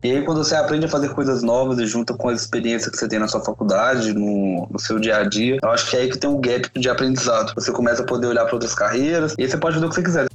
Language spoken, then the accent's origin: Portuguese; Minas Gerais, Brazil; sou mineiro